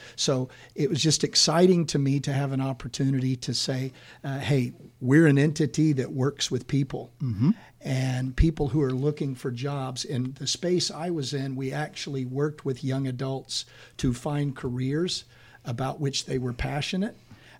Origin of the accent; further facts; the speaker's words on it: Downey, California, United States; born there; I was born in Downey, California.